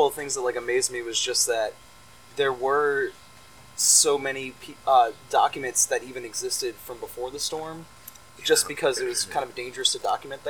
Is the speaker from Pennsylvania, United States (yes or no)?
no; Chalmette, Louisiana, United States; I'm from Chalmette.